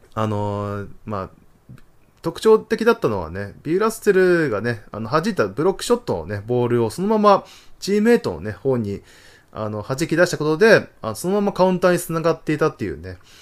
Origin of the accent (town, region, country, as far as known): Tohoku, Japan; born or raised there